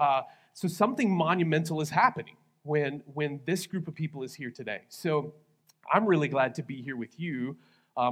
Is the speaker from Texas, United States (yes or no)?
yes; Texas, United States; now in Lawton, United States; I am originally from Texas. I'm a Texas guy.